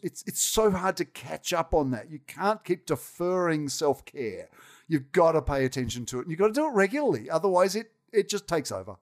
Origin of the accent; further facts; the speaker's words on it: Australia; accent: Australian; moved away as an adult; now in United States; I will never not have been Australian. And you can tell from my accent, that ain't going away